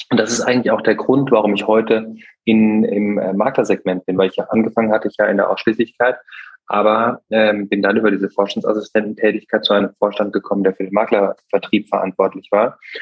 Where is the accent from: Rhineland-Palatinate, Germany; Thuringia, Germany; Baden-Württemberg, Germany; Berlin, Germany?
Baden-Württemberg, Germany; Bühl; moved away; also born or lived in North Rhine-Westphalia; Meine Heimat ist, äh, ist Bühl bei Baden-Baden äh, im Schwarzwald und ähm, da bin ich aufgewachsen